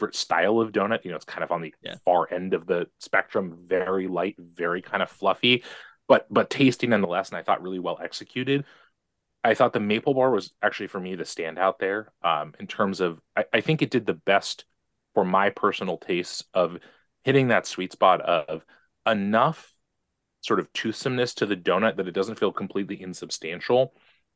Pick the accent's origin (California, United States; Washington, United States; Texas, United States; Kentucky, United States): Washington, United States; Seattle; I grew up in the North End